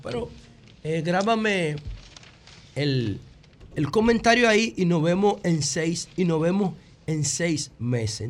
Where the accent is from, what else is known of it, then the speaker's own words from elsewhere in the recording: Dominican Republic; como dominicano